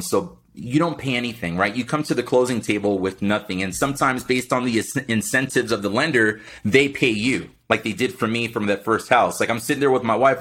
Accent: Miami, Florida, United States; moved away; born and raised in Miami, Florida.

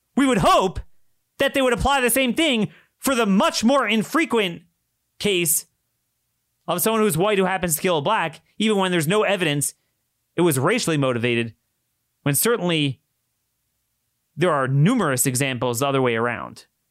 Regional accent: Baltimore, Maryland, United States; in Baltimore, in my hometown

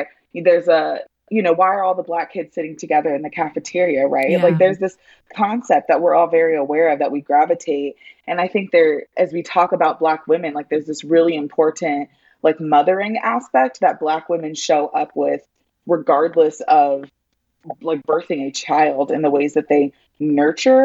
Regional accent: California, United States; also born or lived in Denver, Colorado; now in Charlotte, United States; I grew up in California

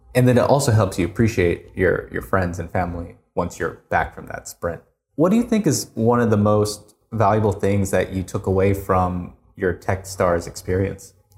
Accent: United States; moved away as an adult; now in Korea; I'm American, and I went to school in the U S

